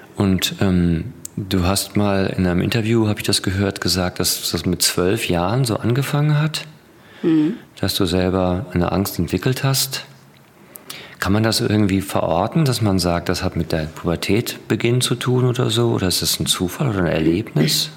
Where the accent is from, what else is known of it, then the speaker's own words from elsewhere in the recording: Ruhr area, North Rhine-Westphalia, Germany; ich komme aus dem Ruhrgebiet